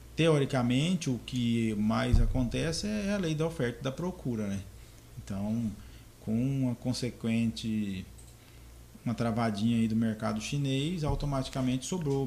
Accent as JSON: {"language": "Portuguese", "region": "Goiás", "country": "Brazil", "tie": "born or raised there", "also_born_or_lived": "Doverlândia, Goiás", "moved": "as an adult", "lives_now": "Confresa, Brazil", "said": "Eu nasci e me criei em algumas fazendas em Goiás"}